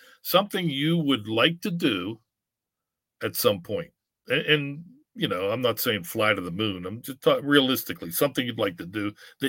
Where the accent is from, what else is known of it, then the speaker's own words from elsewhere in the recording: Pittsburgh, Pennsylvania, United States; I'm from Pittsburgh. We don't say soda. We say pop.